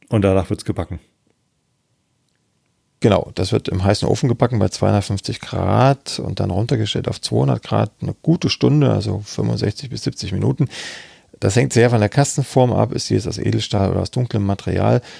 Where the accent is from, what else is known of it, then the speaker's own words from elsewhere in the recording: Saxony, Germany; Ich bin jetzt aus Sachsen, ob, ob man da noch Klitsch sagt